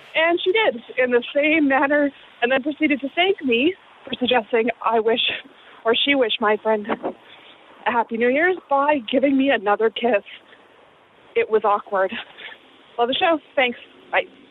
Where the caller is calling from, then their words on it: Austin, Texas, United States; I'm calling from Austin, Texas.